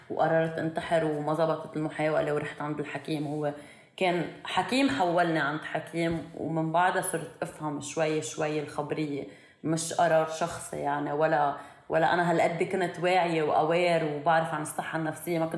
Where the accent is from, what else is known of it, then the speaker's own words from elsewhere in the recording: Syria; انه انا بالنسبه لإلي كان انه انا بهيدا انه انا سوري